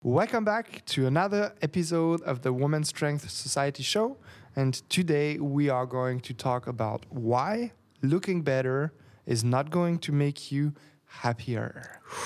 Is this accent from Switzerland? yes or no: yes; Geneva, Switzerland; English is a second language; now in Berlin, Germany; I'm from Geneva. I was born in a small village of nine hundred, um, people.